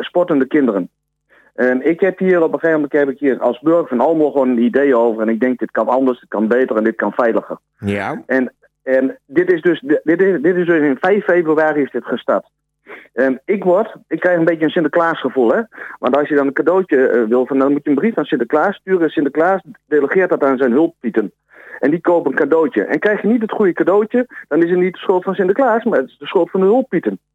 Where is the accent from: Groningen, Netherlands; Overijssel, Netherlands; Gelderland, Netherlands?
Overijssel, Netherlands; Almelo; ik ben inwoner van Almelo